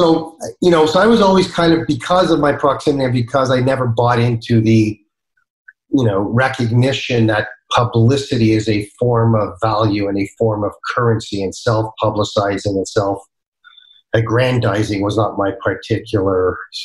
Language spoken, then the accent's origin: English; Canada; I've always lived in Canada